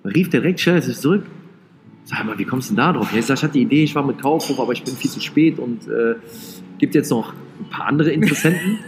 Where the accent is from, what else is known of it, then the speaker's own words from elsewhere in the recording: Rhineland, Germany; ich bin ja Rheinländer